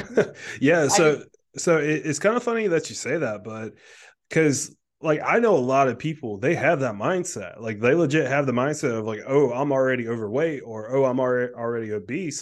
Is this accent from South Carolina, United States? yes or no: yes; South Carolina, United States; now in Delaware, United States; I grew up in South Carolina